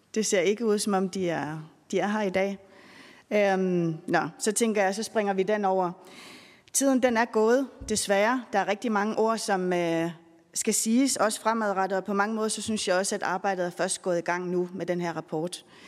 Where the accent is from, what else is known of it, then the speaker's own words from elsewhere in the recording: Greenland; now in Denmark; Vi har jo rigtig mange rejsehold hjemme i Grønland